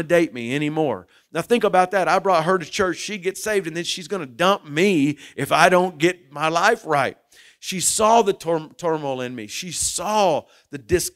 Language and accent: English; Muskogee, Oklahoma, United States; also born or lived in Shawnee, Oklahoma / Tecumseh, Oklahoma; I grew up in Muskogee, Oklahoma